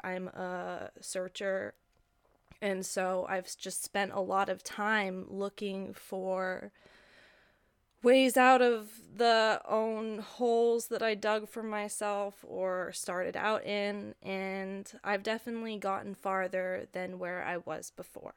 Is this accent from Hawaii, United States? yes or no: yes; Hawaii, United States; I grew up in Hawaii